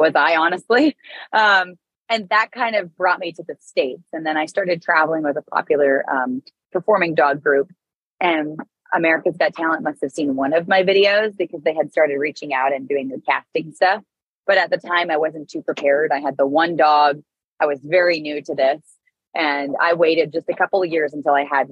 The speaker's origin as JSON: {"language": "English", "country": "Canada", "moved": "as an adult", "said": "I'm Canadian"}